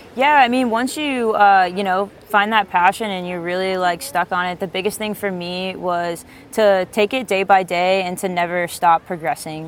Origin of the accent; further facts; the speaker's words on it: East Coast, United States; I grew up on the East Coast